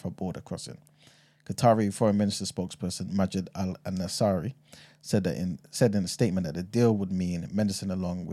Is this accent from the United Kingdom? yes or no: yes; United Kingdom; also born or lived in Ghana (passport) / Yoruba ancestry; I was born here